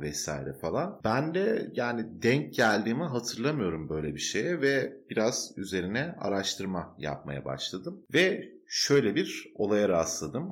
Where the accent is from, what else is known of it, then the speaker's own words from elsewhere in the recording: Turkey; now in Germany; benim ilk gençliğimde ve çocukluğumda Türkiye'de